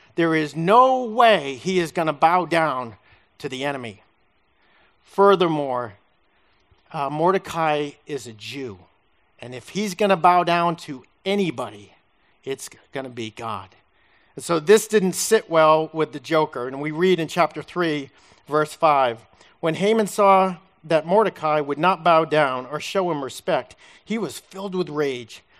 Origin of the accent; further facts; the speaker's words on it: Massachusetts, United States; moved away; I'm from Massachusetts